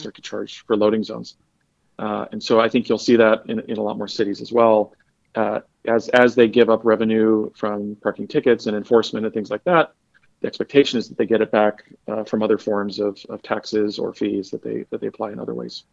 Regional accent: Detroit, Michigan, United States; I'm a Detroiter

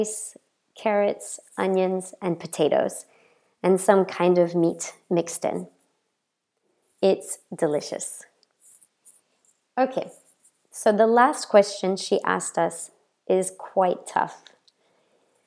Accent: Memphis, Tennessee, United States; moved away as an adult; now in France; I'm an American born and raised in the south of the United States.

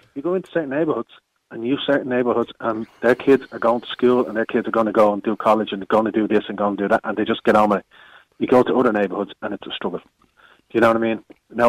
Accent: Dublin, Leinster, Ireland; The Crumlin area.

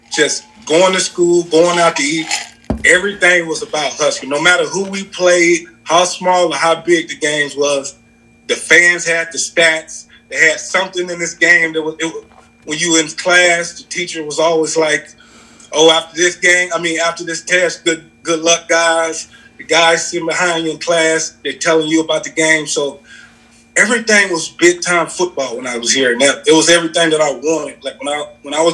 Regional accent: Mississippi, United States; moved away as an adult; now in Lincoln, United States; I'm from Mississippi, yeah. So I'm sorry for anybody who probably can't understand me. I'm from the swamp, man. I'm from Mississippi

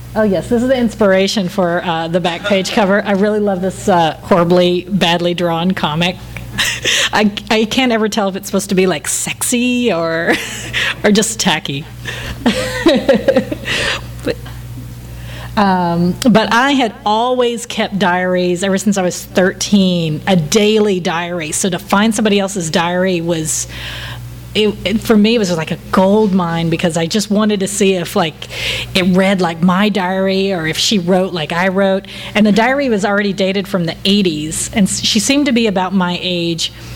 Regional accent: Texas, United States; I'm from Texas

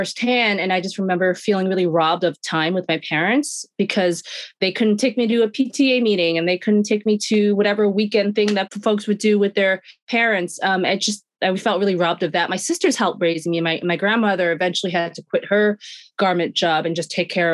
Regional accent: New York City, New York, United States; I grew up in Sunset Park, Brooklyn, born and raised

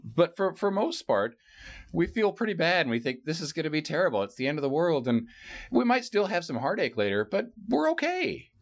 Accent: San Francisco Bay Area, California, United States; I grew up in San Francisco Bay Area

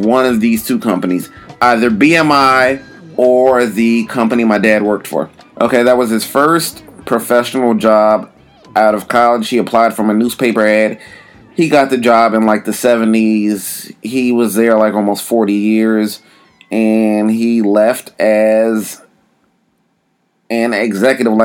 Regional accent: New York City, New York, United States; moved away as an adult; also born or lived in Florida / Philadelphia; now in Los Angeles, United States; I was born in New York, lived in New York until age 18

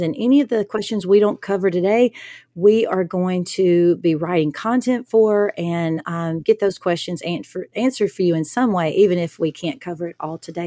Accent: the South, United States; I'm from the South.

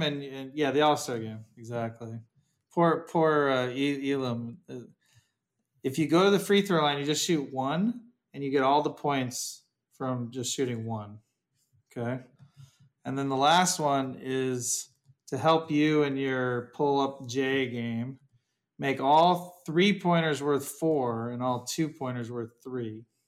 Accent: Ohio, United States; I'm from Ohio

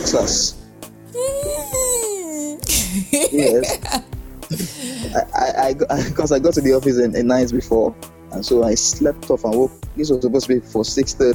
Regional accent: Edo, Nigeria; I'm from Edo State

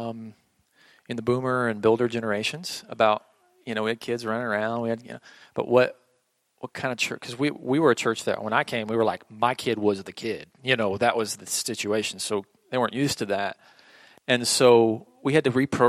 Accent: Oklahoma, United States; I grew up in Oklahoma, a very old school Pentecostal church

